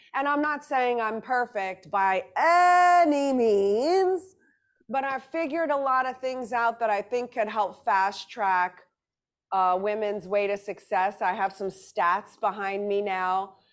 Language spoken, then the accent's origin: English; New Orleans, Louisiana, United States; I grew up in New Orleans, Louisiana